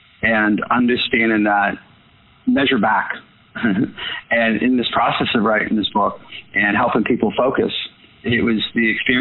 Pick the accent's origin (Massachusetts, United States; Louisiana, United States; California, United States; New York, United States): Massachusetts, United States; Boston; I was from Boston